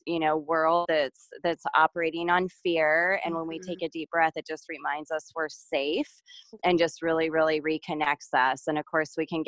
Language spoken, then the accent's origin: English; San Diego, California, United States; I grew up in San Diego, California